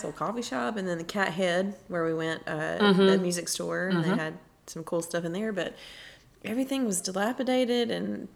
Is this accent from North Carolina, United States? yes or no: yes; North Carolina, United States; growing up in North Carolina